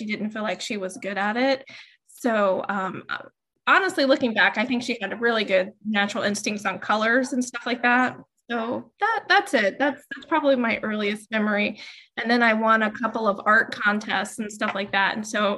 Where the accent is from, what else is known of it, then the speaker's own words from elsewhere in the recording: Dayton, Ohio, United States; now in North Carolina, United States; I'm originally from Dayton